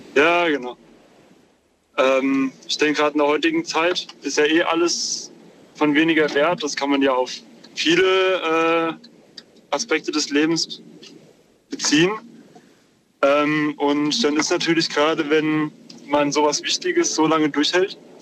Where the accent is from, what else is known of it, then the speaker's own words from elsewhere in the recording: near Wiesbaden, Hesse, Germany; Ich komme aus der Nähe von Wiesbaden.